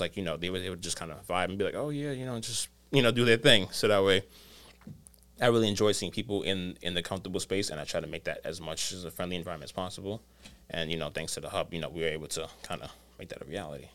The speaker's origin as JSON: {"language": "English", "town": "New York City", "region": "New York", "country": "United States", "said": "I'm from the Bronx"}